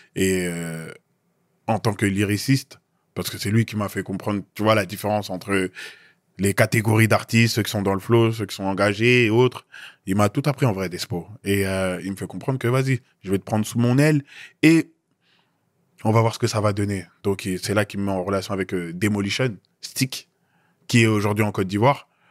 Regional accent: Noisy-le-Grand, Île-de-France, France; résident dans le 9-3 plus précisément Noisy-le-Grand, Pavé Neuf, mhm. là où j'ai grandi

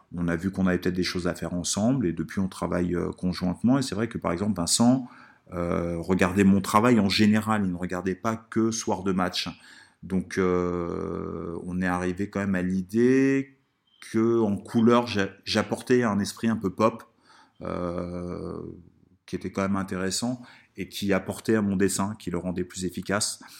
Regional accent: Italy; moved away; quand j'étais petit en Italie

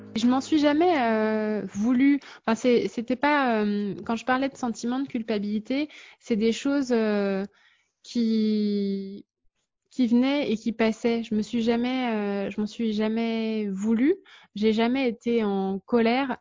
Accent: France; now in Luxembourg; nous, en tant que Français

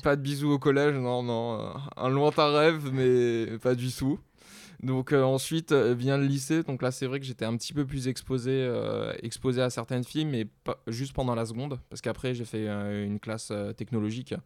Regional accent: south of France, France; moved away as an adult; now in Paris, France; je viens du sud de la France

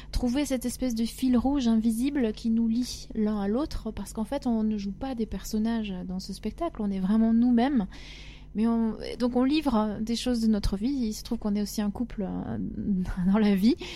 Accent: Agen, Nouvelle-Aquitaine, France; born there; also born or lived in Africa; Je suis née à Agen, dans le Lot-et-Garonne.

